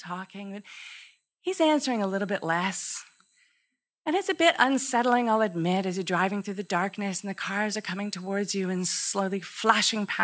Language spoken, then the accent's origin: English; Ontario, Canada; growing up in Canada is really special, especially in the countryside